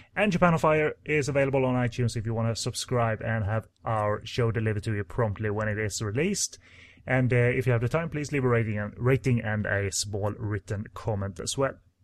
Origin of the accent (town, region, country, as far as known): Sweden; English is a second language